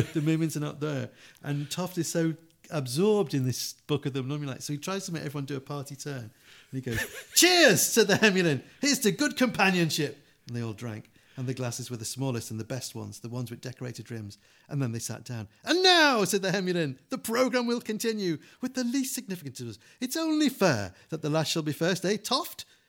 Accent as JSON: {"language": "English", "region": "England", "country": "United Kingdom", "said": "we're English"}